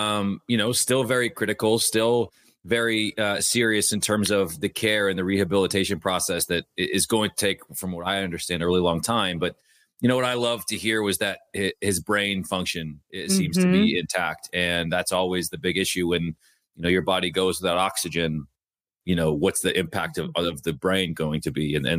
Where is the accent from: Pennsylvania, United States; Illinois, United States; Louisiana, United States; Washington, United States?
Washington, United States; Bothell; Yeah, I'm from Bothell, so I've been a 206 kid or a 425 kid my entire life.